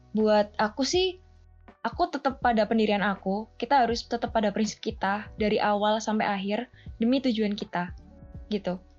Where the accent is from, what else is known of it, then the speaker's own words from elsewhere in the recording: Pasuruan, East Java, Indonesia; Aku berasal dari Pasuruan, Jawa Timur